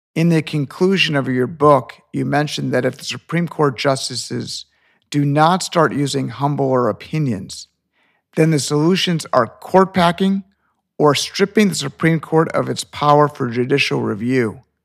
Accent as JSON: {"language": "English", "region": "Illinois", "country": "United States", "tie": "born or raised there", "moved": "as an adult", "lives_now": "Florida, United States", "said": "I was born in Illinois, which is a blue state."}